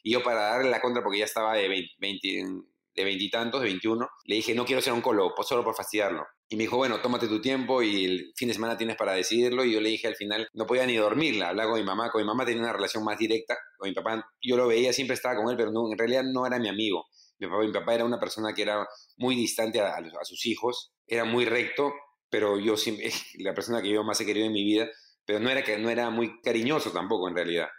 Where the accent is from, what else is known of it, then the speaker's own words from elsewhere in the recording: Lima, Peru; mi época lo más difícil en Lima era la Cayetano